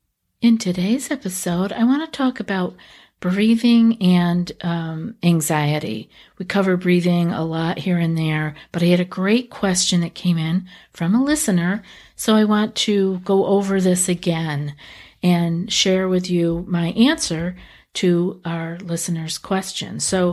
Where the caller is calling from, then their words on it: Russia; I am from Russia. Unfortunately, they don't usually talk about such things here.